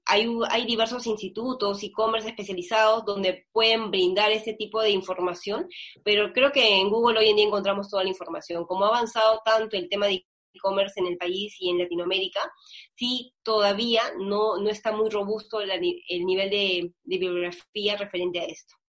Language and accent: Spanish; Peru; así somos los peruanos